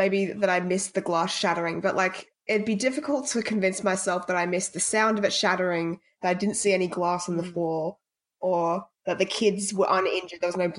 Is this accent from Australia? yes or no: yes; Australia; because I'm Australian.